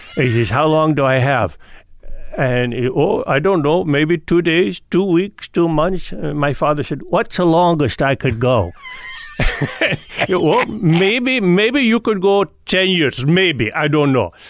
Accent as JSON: {"language": "English", "town": "Fort Lee", "region": "New Jersey", "country": "United States", "tie": "born or raised there", "also_born_or_lived": "New York City / Leonia", "said": "the house I grew up in, in Fort Lee"}